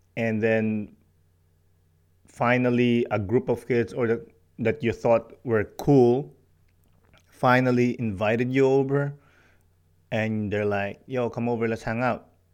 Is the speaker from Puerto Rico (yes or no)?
no; Philippines; moved away as an adult; also born or lived in Montreal; now in Canada; Growing up in the Philippines